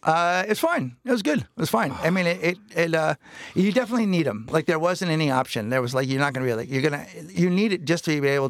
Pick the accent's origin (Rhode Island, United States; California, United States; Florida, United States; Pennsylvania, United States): California, United States; San Francisco; Yeah. No, I'm from San Francisco.